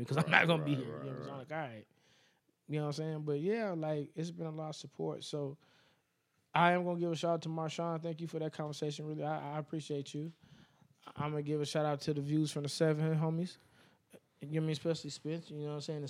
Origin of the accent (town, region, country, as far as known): Las Vegas, Nevada, United States